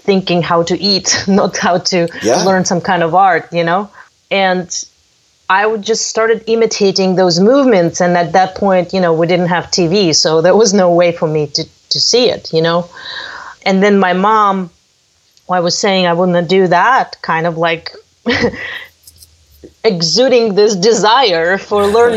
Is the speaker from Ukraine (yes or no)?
yes; Crimea, Ukraine; moved away; my birthplace is Crimea